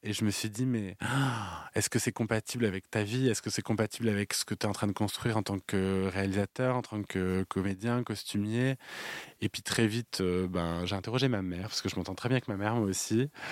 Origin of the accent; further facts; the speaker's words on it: France; Nous, on a une culture du cabaret en France